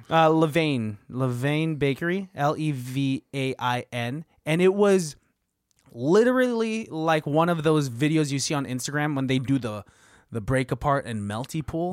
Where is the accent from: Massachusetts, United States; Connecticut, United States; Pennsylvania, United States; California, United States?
California, United States; the Bay Area; It's hard to be from the Bay